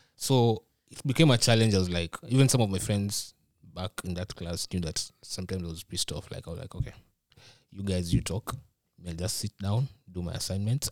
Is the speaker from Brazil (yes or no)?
no; Nairobi, Kenya; moved away as an adult; now in Minnesota, United States; I'm from Nairobi.